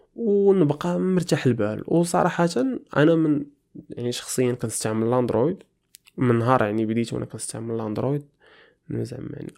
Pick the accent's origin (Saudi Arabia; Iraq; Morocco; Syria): Morocco; moved away as an adult; now in Canada; حنا راه في المغرب